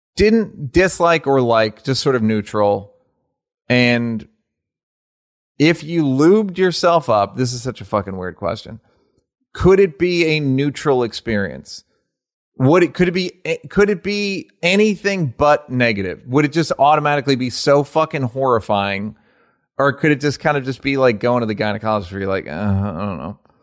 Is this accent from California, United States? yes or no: yes; Los Angeles, California, United States; I'm really from L